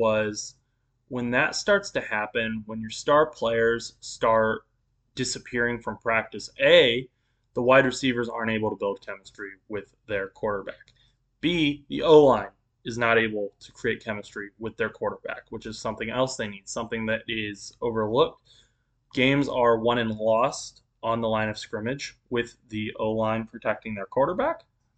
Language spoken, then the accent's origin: English; Indiana, United States; I grew up in Indiana